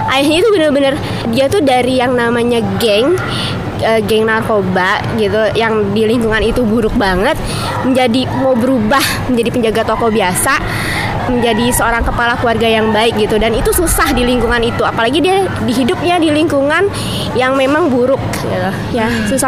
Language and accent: Indonesian; Jakarta, Indonesia; Aku kan orang Betawi ya, terus teman-teman aku sering banget bilang kayak orang Betawi tuh pasti deh suaranya kenceng, keras, terus nyablak gitu kalau ngomong.